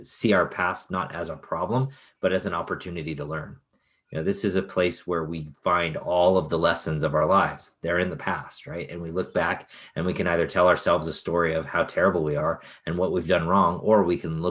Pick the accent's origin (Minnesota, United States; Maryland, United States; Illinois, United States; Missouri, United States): Illinois, United States; Chicago; When I was a kid, I grew up in Chicago